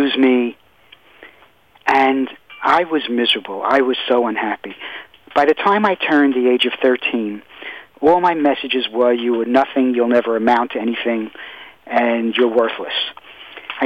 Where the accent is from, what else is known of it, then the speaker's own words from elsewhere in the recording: New York City, New York, United States; I grew up in Brooklyn, New York.